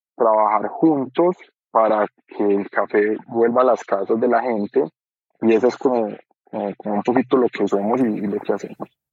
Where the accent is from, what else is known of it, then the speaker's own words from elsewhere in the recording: Colombia; como colombianos